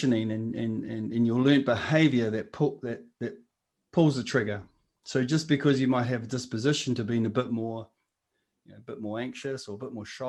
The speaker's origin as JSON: {"language": "English", "town": "Napier", "region": "Hawke's Bay", "country": "New Zealand", "tie": "born or raised there", "said": "I'm Ngāti Kahanunu, and I was brought up in Hawke's Bay and Marae Nui, which is the sort of lower socioeconomic area of Napier, the Hawke's Bay."}